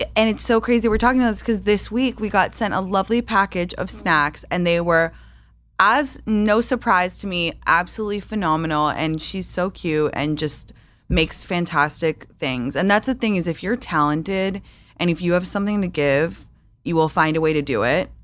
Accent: London, United Kingdom; moved away; I grew up in London

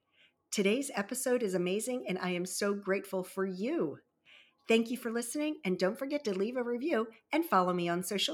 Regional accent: Baltimore-Annapolis area, Maryland, United States; also born or lived in Virginia Beach, Virginia; I was born in Virginia Beach and raised in the Baltimore-Annapolis area and had very humble and tragic beginnings.

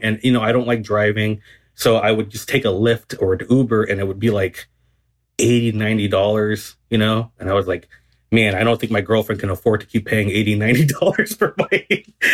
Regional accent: Garden Grove, California, United States; I grew up in um Garden Grove, which is in Southern California

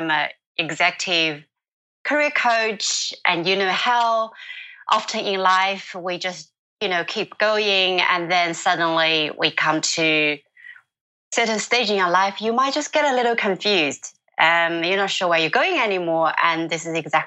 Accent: China; moved away; my village, in my hometown

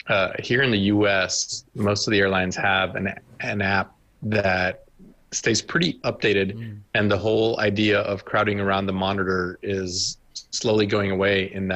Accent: United States; also born or lived in Europe; as an American living over there in Europe

